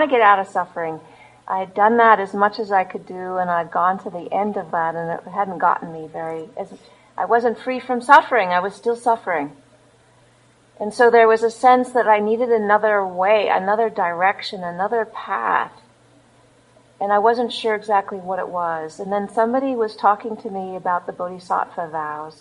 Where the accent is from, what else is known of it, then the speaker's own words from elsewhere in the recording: Los Angeles, California, United States; moved away; also born or lived in Australia; I was born in Los Angeles